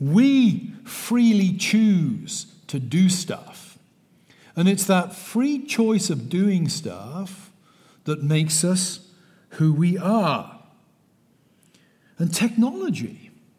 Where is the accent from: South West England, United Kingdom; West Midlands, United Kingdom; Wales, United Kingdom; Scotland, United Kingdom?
South West England, United Kingdom; moved away as an adult; now in United States; I'm not from Texas. I'm from the West Country of England. I emigrated in 2001. I've been here 21 years.